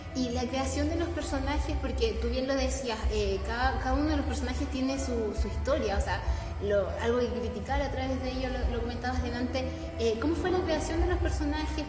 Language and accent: Spanish; Chile; nosotros como chilenos